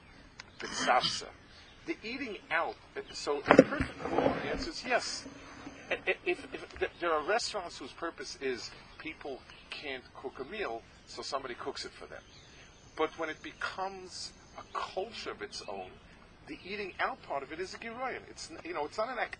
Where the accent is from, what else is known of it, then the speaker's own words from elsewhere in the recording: New York City, New York, United States; I was growing up in the East Side